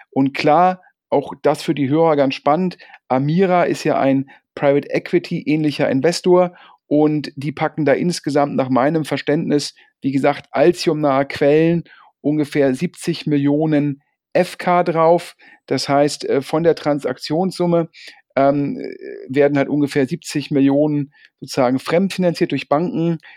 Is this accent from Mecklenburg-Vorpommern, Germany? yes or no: no; Düsseldorf, North Rhine-Westphalia, Germany; Ich persönlich bin ja auch als Düsseldorfer so ein bisschen ja, Lokalpatriot und freue mich sehr, dass eine Düsseldorfer Firma so erfolgreich ist